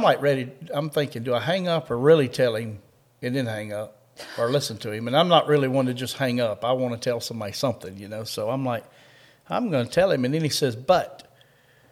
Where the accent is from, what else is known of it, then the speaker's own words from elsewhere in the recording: Kentucky, United States; We're from Kentucky.